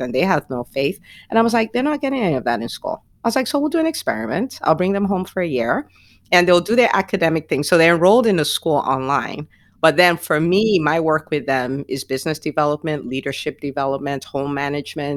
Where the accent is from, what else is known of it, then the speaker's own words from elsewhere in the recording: Nigeria; also born or lived in New Jersey; now in Atlanta, United States; I grew up in Nigeria where it's always hot.